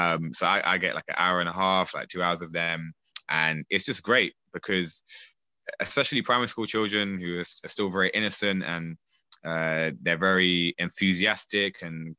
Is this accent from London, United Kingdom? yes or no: yes; Streatham, London, United Kingdom; See, I'm from Southwest London, Streatham, and I was moving back from New Malden to Streatham.